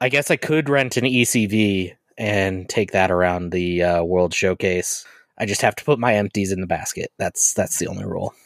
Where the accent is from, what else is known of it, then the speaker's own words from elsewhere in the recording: Colorado, United States; I am from Colorado through and through. I've been in Colorado my entire life